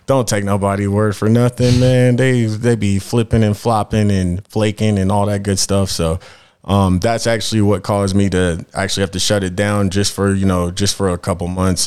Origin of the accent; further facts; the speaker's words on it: Denver, Colorado, United States; I'm from Denver. I'm actually a Denver native, uh, and yeah, and that's where, that's where I'm at right now